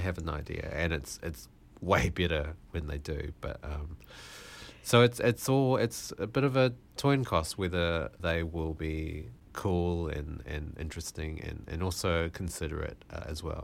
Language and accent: English; Malaysia; I was born in Malaysia.